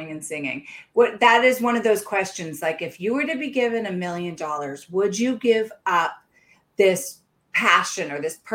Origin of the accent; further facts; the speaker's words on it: the South, United States; now in New Hampshire, United States; They're like, ah, because I came from the South.